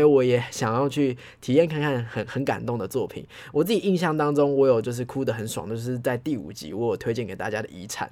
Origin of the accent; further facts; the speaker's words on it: Taipei, Taiwan; 我们是台北人